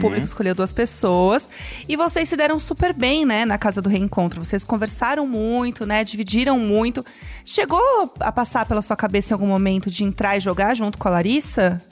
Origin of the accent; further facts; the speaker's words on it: Brazil; eu sou brasileira